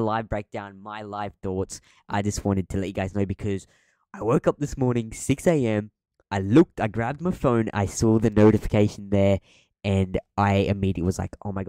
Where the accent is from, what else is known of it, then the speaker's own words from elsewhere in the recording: Australia; I'm Aussie